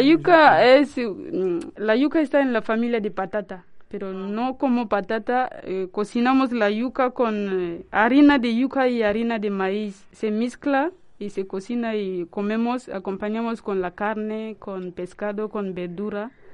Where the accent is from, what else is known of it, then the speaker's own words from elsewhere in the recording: DR Congo; Spanish is a second language; moved away as an adult; now in Santander, Spain; soy de la República Democrática del Congo, en África.